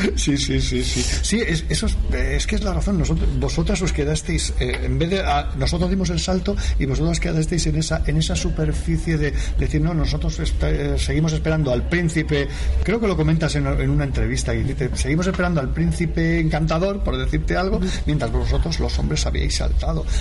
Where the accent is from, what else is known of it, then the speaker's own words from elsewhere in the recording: Gavà, Catalonia, Spain; soy de Gaba de eh, toda la vida